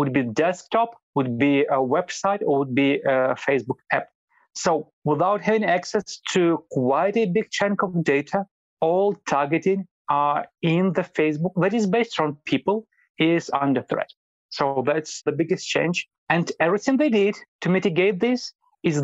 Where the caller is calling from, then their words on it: Vilnius, Lithuania; I'm calling from Vilnius, Lithuania.